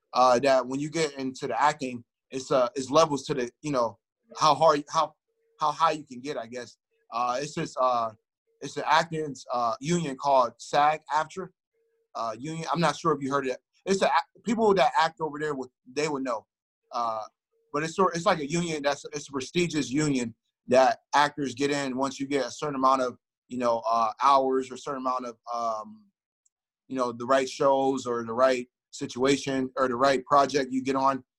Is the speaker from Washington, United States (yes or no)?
no; Youngstown, Ohio, United States; I grew up in Youngstown, Ohio, which is uh, a city in between uh, Cleveland